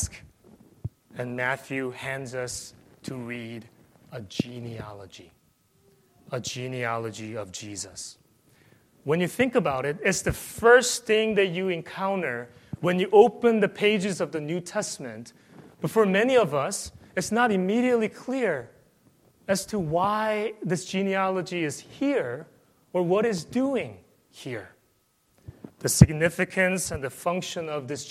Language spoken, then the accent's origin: English; South Korea; moved away; I came from South Korea